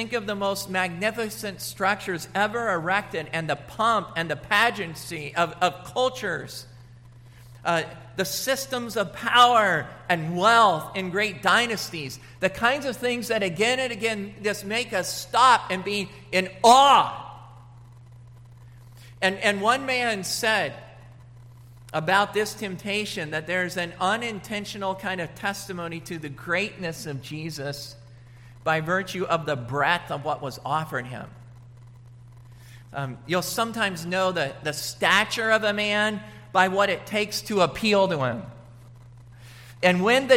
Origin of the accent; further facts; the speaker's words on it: United States; moved away; also born or lived in Washington / Colorado; I grew up in Washington, and then I grew up in Colorado